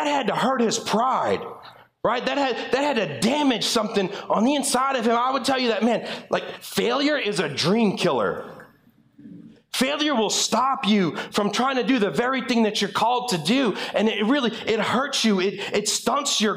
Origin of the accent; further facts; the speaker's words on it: LaPlace, Louisiana, United States; moved away as an adult; also born or lived in Springfield, Louisiana; now in North Shore, Louisiana, United States; I'm originally from La Place, and I moved up here when I turned 21 years old